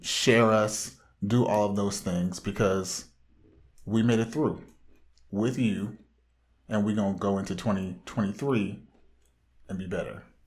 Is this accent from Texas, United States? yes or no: no; Orange County, Southern California, United States; comic book fanatic from the widest part of Southern California